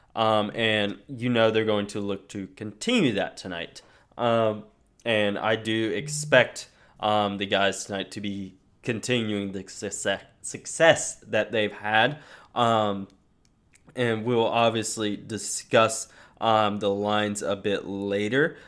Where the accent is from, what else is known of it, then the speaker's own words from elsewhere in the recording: North Carolina, United States; I'm from North Carolina. College basketball is a religion here